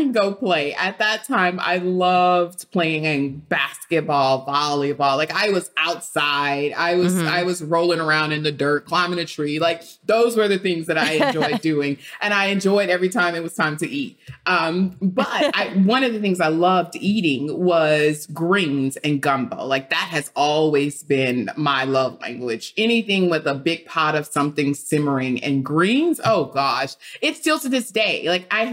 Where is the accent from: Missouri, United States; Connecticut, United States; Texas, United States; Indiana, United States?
Texas, United States; Beaumont; I grew up in Beaumont, Texas, and in Beaumont, we have rice fields.